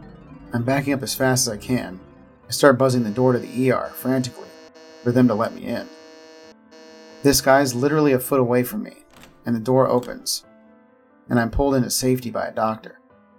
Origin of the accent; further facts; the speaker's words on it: Florida, United States; I was going to college in South Florida and lived with my family in my hometown in the Florida Panhandle.